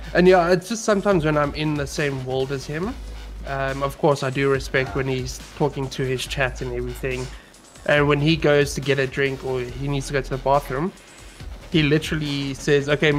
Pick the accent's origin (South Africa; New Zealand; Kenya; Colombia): South Africa; I am a South African